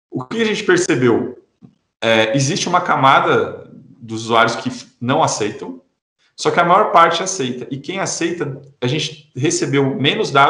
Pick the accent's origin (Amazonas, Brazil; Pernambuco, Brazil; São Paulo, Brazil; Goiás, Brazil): São Paulo, Brazil; now in Garopaba, Brazil; Eu sou do interior de São Paulo e hoje eu moro em Santa Catarina.